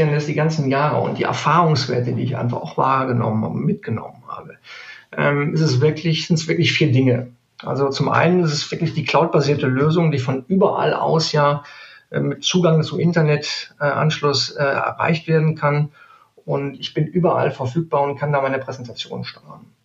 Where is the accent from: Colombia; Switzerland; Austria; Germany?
Germany; Neuss, North Rhine-Westphalia; born there; now in Cologne, Germany; ich komme aus gebürtig aus Neuss. Mhm. Aber ich sage ganz ehrlich, bis nach Köln sind es 30, 35 Kilometer. Ähm, und ähm, somit natürlich seit 17 Jahren jetzt hier in Köln ansässig.